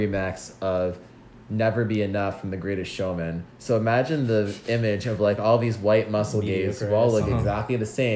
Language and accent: English; New York, United States; I grew up in the Northeast in New York